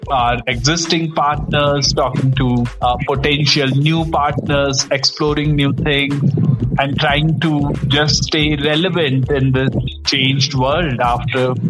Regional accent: India; moved away; also born or lived in Africa; So I'm I'm from India, but uh, very fortunate to be here and working here in Africa

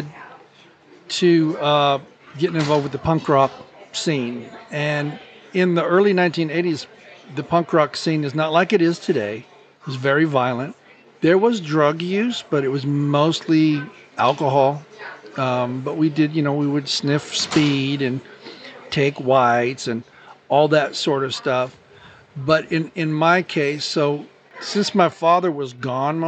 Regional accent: Glendora, California, United States; moved away; also born or lived in Covina, California / Azusa, California; Most formidable years would probably be Azusa, Glendora, and then I moved away for a while.

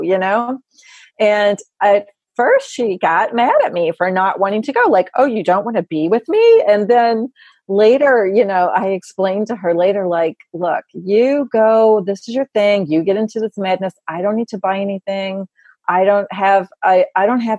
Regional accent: Kentucky, United States; now in New York, United States; I'm from Kentucky and I live in New York and I usually go home for Christmas

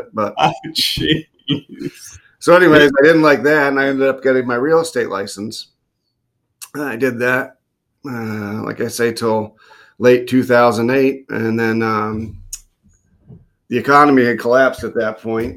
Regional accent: just outside of Boston, Massachusetts, United States; moved away as an adult; I grew up just outside of Boston

